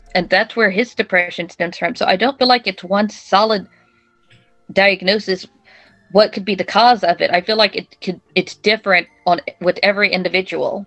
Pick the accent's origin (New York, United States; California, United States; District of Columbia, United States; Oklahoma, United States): Oklahoma, United States; Oklahoma City; I am from Oklahoma City, Oklahoma